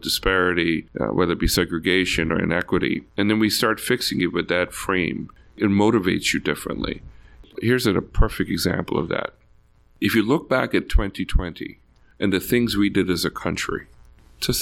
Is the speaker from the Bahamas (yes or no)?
yes; Bahamas; moved away; also born or lived in Jamaica; growing up in the Bahamas Islands